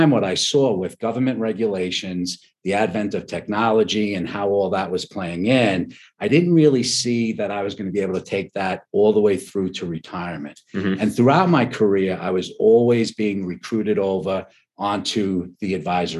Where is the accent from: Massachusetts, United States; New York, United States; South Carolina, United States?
New York, United States; Long Beach; moved away as an adult; now in Colorado, United States; Grew up in New York and on Long Island, a little barrier island called Long Beach